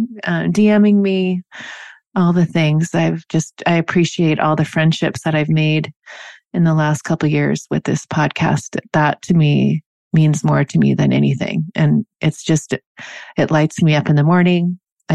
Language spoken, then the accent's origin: English; Seattle, Washington, United States; now in San Diego, United States; I grew up in Seattle, so we used to go up to Vancouver a lot. I'm in San Diego now.